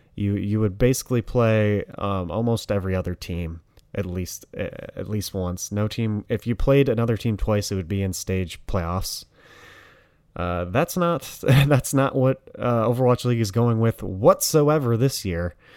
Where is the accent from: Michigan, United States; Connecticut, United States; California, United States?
Michigan, United States; Detroit; I'm from Detroit